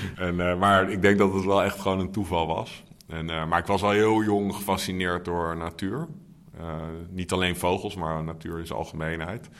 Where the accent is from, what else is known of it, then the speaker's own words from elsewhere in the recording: The Hague, South Holland, Netherlands; now in Amsterdam, Netherlands; Nee, Scheveningen ben ik geboren.